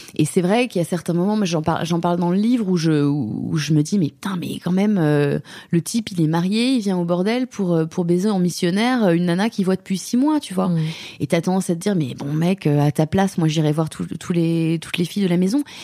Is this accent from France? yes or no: yes; France; moved away as an adult; now in Germany; j'ai toujours ma perspective de française là-dessus. J'ai été élevée en France